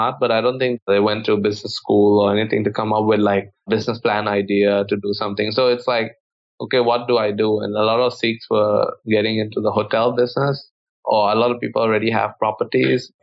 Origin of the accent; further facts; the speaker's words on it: Bangkok, Thailand; I grew up in Thailand most of my life. I went to school basically from kindergarten to high school. I was born here.